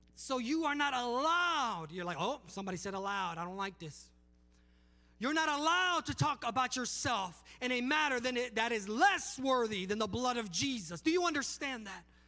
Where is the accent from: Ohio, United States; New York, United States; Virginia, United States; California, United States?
California, United States; Palmdale; moved away as an adult; also born or lived in Los Angeles, California; now in Alabama, United States; I'm from Los Angeles, California, uh, Palmdale, California